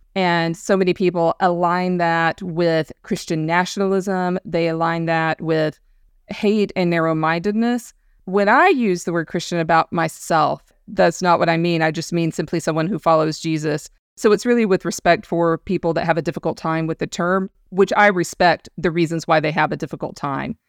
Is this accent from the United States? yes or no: yes; the American South, United States; growing up in the American South, we were surrounded by evangelical culture